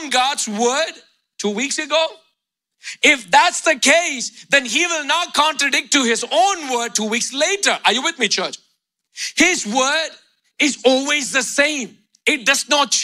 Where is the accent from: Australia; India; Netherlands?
India; moved away; Growing up in India